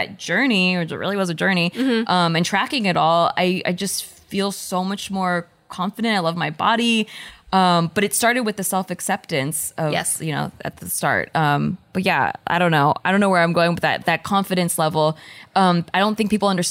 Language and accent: English; Philippines; I am Filipino